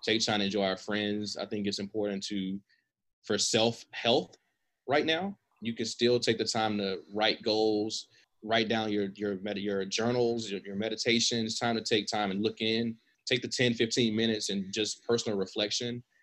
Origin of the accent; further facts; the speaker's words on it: United States; as American